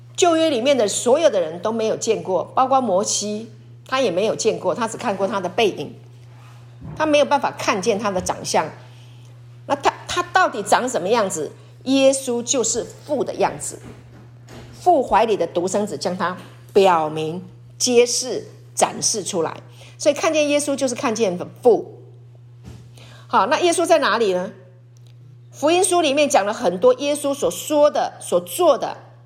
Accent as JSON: {"language": "Chinese", "country": "Taiwan", "tie": "born or raised there", "said": "师母小时候在鲤鱼潭长大，我爸爸有买那个船，还有快艇"}